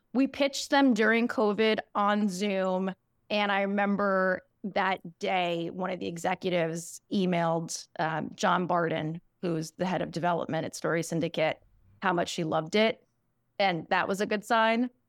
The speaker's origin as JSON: {"language": "English", "town": "New York City", "region": "New York", "country": "United States", "tie": "born or raised there", "said": "I grew up in New York City on the Upper West Side"}